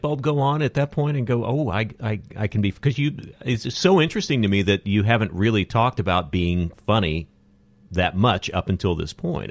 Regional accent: Odessa, Texas, United States; moved away as an adult; now in Los Angeles, United States; I came from Odessa, Texas

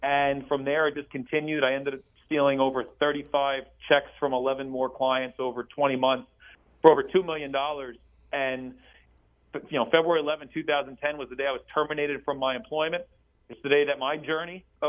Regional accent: New Jersey, United States; growing up in New Jersey my entire life, being 47 now

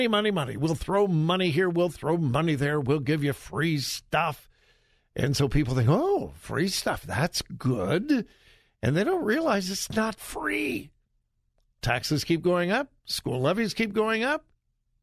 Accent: California, United States; now in Columbus, United States; I'm in Columbus, Ohio, but I am originally from California. I've been gone a long, long, long, long time

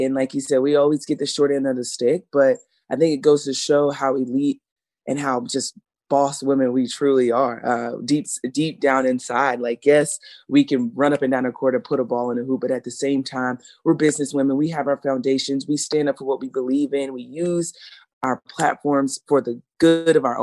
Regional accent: South Carolina, United States; growing up in South Carolina

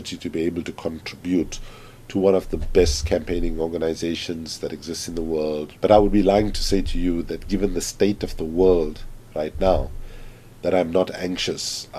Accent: Durban, KwaZulu-Natal, South Africa; moved away as an adult; also born or lived in Oxford, United Kingdom; I left South Africa as a South African and I came back as an African

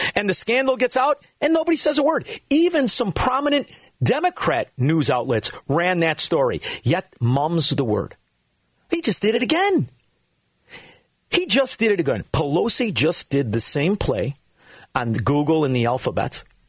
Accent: Chicago, Illinois, United States; We are from Chicago, Illinois

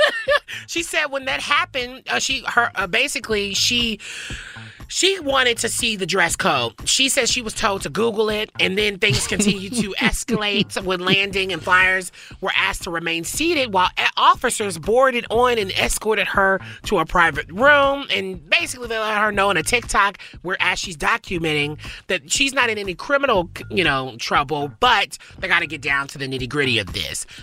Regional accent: the South, United States; now in Los Angeles, United States; When I was growing in the South

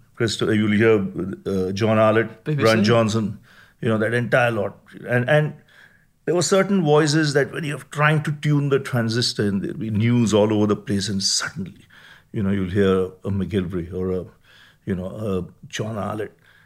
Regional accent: Mumbai, Maharashtra, India; born there; I was born in Mumbai.

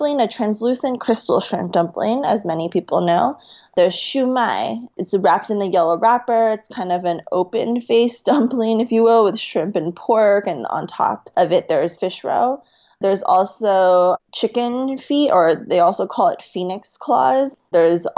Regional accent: West Coast, United States; now in China; I'm also from the West Coast

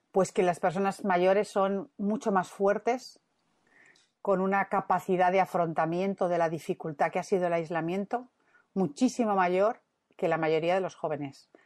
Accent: Madrid, Community of Madrid, Spain; now in Santander, Spain; yo soy madrileña

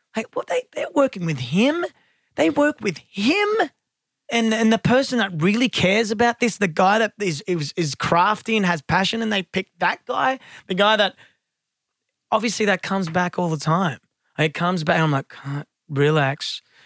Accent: Sydney, New South Wales, Australia; I was born in Blacktown, raised in the western suburbs

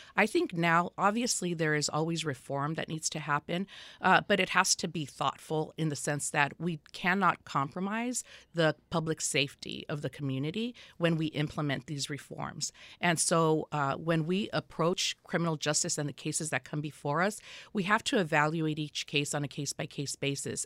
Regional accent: Los Angeles, California, United States; I was born and raised in Los Angeles County in the Boyle Heights area of Los Angeles

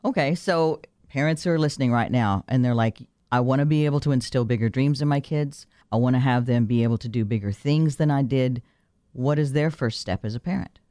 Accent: Texas, United States; moved away; We grew up poor in Texas

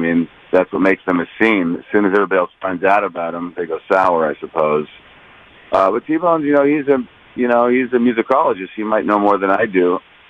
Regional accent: California, United States; I'm from California

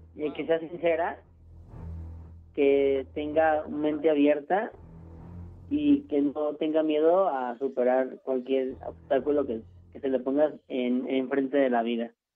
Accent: Mexico City, Mexico; Yo, de aquí de la Ciudad de México

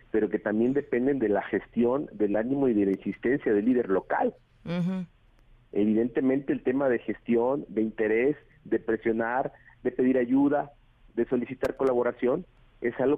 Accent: Minatitlán, Veracruz, Mexico; Yo nací en Veracruz, ahí viví, ahí estudié, ahí crecí, la familia de mi mamá es de Minatitlán, la de mi papá es San Andrés Tuxtla.

